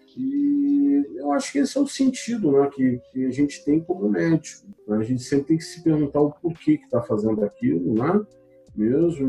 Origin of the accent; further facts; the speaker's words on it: Paraná, Brazil; moved away as an adult; also born or lived in Curitiba; now in Belo Horizonte, Brazil; eu estou aqui em Minas, mas eu não sou mineiro, eu sou paranaense